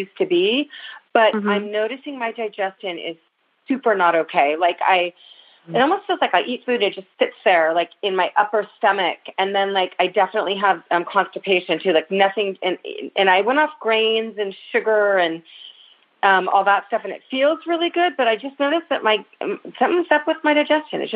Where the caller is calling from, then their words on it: Santa Cruz, California, United States; I'm calling from Santa Cruz